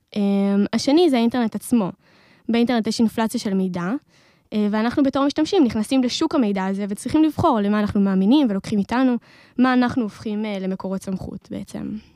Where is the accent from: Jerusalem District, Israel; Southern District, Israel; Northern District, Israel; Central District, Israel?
Central District, Israel; Modi'in; אני uh, ממודיעין